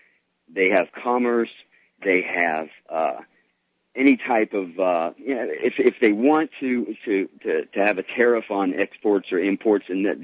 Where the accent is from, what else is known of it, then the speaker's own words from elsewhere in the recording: the South, Southern United States, United States; I'm a Southerner